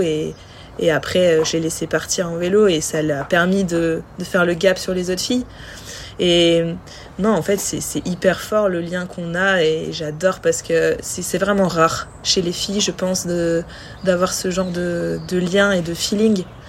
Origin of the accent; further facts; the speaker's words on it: France; on est on est française, on était toutes les deux françaises